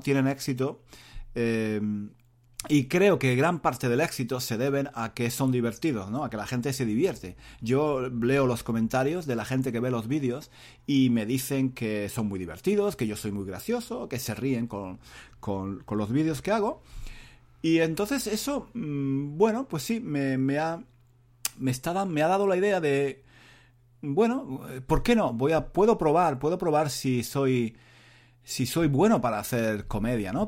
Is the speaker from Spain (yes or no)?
yes; Spain; moved away as an adult; now in London, United Kingdom; donde yo era el único español